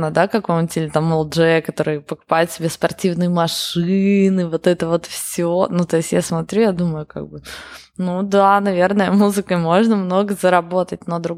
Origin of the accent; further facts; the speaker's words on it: Yekaterinburg, Sverdlovsk Oblast, Russia; я из Екатеринбурга для меня это то же самое